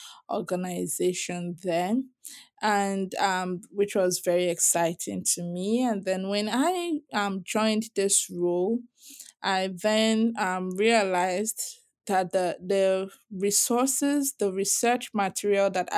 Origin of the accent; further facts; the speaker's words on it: Southwest Nigeria, Nigeria; I grew up in Nigeria. I was born and raised in Nigeria. And I was born in the South also. But the South is, especially the Southwest where I grew up